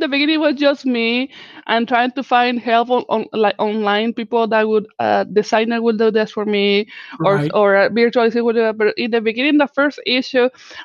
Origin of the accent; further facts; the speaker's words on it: Mexico; first language Spanish; English is a second language; moved away; I am actually from Mexico